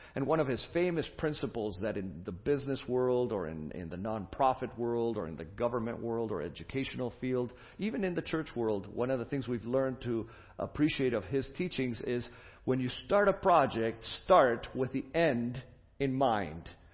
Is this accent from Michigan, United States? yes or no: yes; Michigan, United States; I come from Michigan, and we are proud of Michigan